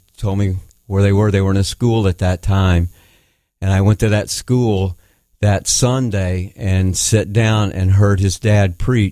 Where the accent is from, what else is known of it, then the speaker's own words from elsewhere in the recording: Tennessee, United States; also born or lived in South Florida; now in Connecticut, United States; I grew up in Tennessee around family and my cousins